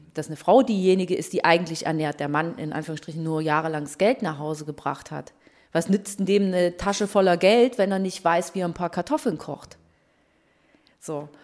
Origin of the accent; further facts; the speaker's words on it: Waldheim, Saxony, Germany; Ich bin Journalistin, äh, geboren in Waldheim in Sachsen.